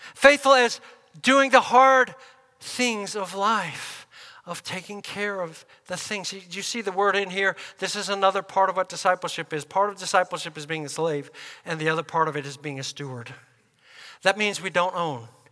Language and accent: English; United States; us as Americans, believers